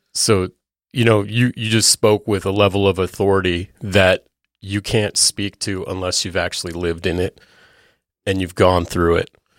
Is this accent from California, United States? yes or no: yes; California, United States; moved away; I'm from California originally